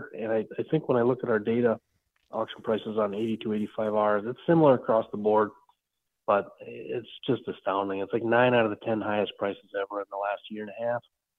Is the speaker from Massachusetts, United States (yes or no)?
no; Benson, Minnesota, United States; my hometown of Benson, Minnesota